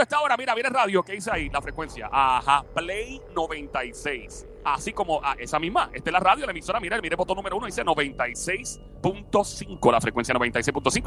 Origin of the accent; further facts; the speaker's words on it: Puerto Rico; yo soy de PR y de Puerto Rico